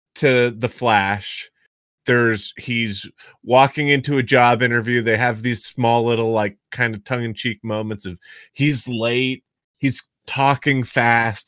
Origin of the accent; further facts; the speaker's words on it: Massachusetts, United States; I'm from Massachusetts